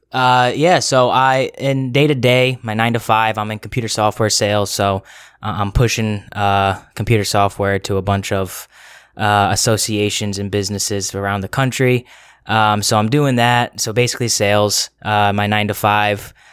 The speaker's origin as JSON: {"language": "English", "region": "Connecticut", "country": "United States", "tie": "born or raised there", "moved": "as an adult", "lives_now": "Rhode Island, United States", "said": "I am born and raised in Connecticut"}